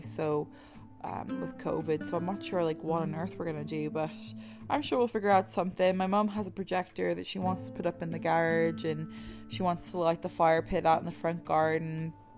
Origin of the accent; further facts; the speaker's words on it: Ireland; moved away; I'm from Ireland